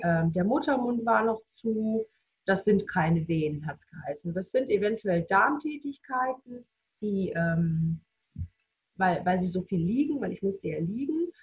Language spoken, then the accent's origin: German; near Reutlingen, Stuttgart area, Baden-Württemberg, Germany; ich komme aus der Nähe von Reutlingen, Stuttgarter Bereich, im Baden-Württemberg